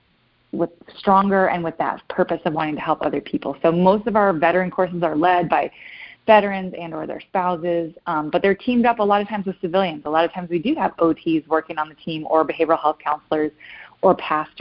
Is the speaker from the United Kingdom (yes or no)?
no; Michigan, United States; now in Fort Campbell, United States; My family's from Michigan, and there was a course in my hometown